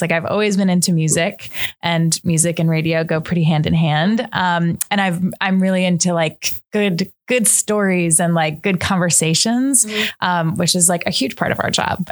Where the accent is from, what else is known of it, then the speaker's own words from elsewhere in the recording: Long Island, New York, United States; also born or lived in New Hampshire; now in Brooklyn, United States; I am from New York. I grew up mostly on Long Island, but my whole family is from South Brooklyn